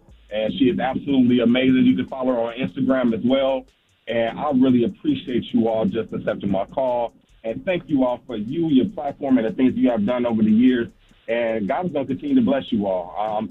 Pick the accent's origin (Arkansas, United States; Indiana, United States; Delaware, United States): Indiana, United States; Gary; You actually had one of my college friends that from hometown. I'm originally from Gary, Indiana.